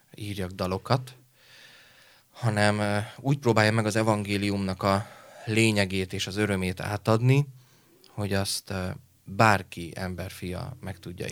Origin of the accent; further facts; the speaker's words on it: Leányvár, Komárom-Esztergom, Hungary; Egy kis is Vábfaluban, Leányváron, ö, nevelkedtem egyébként Eszter Gom és Pilis Csaba között majdnem félúton